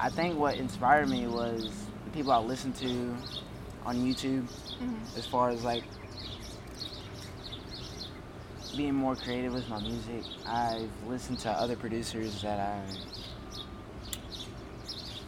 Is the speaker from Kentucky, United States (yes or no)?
yes; Owensboro, Kentucky, United States; also born or lived in Lexington, Kentucky; I am from Owensboro, Kentucky. I was born and raised here